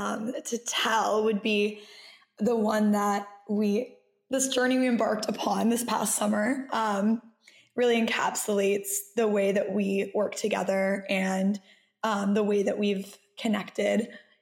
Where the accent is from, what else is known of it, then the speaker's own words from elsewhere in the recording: Boston, Massachusetts, United States; I'm from Boston, Massachusetts, originally, and I have roots in Lebanon as well.